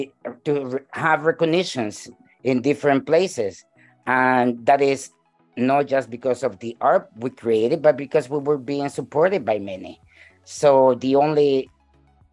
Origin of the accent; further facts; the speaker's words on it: El Salvador; now in Canada; I am from El Salvador myself